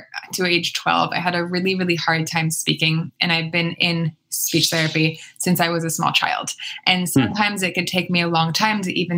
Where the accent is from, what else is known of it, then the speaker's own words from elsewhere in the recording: East Coast, United States; moved away; also born or lived in Edinburgh, Scotland; I'm from the East Coast originally